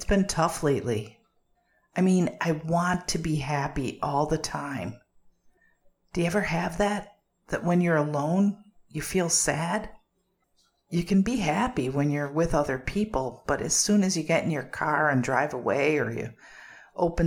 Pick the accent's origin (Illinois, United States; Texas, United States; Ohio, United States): Illinois, United States; Chicago; I grew up in the Windy City, Chi-Town, Chicago